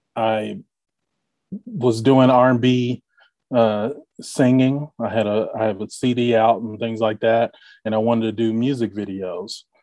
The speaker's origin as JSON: {"language": "English", "town": "Bardstown", "region": "Kentucky", "country": "United States", "tie": "born or raised there", "also_born_or_lived": "Louisville, Kentucky", "moved": "as an adult", "lives_now": "Indianapolis, United States", "said": "born in Louisville, grew up in Bardstown, Kentucky"}